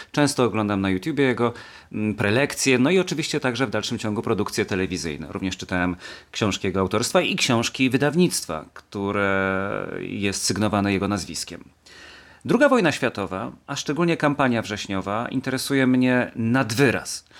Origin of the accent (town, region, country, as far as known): Kielce, Świętokrzyskie Voivodeship, Poland; born or raised there